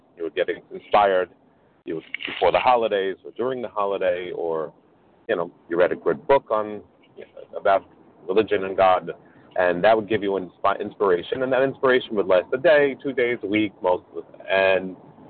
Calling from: New York, United States; I'm calling from New York.

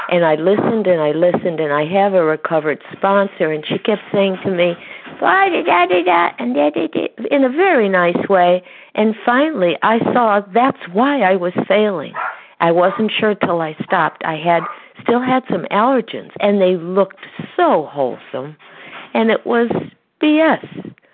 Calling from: Connecticut, United States; from Connecticut, and I am a recovered compulsive overeater.

